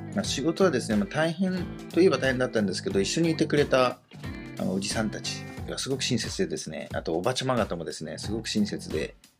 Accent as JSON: {"language": "Japanese", "region": "Tokyo", "country": "Japan", "tie": "born or raised there", "said": "東京にの実家にいたので"}